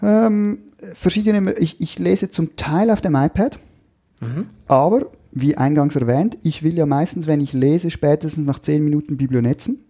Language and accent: German; Switzerland; Da habe ich als Schweizer den Vorteil, dass dadurch, dass wir nicht in der EU e sind